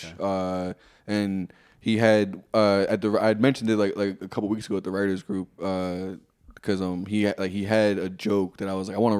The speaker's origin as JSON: {"language": "English", "country": "Jamaica", "said": "and I'm Jamaican."}